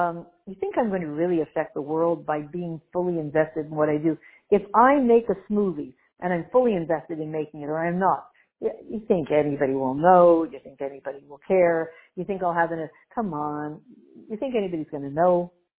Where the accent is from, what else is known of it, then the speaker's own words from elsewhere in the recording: Canada; My apologies to anybody who's out in Alabama, but I'm too Canadian.